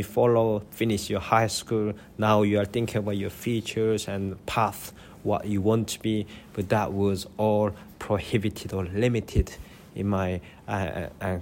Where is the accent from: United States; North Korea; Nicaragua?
North Korea; now in United Kingdom; I live in the UK now, but I was born in North Korea and escaped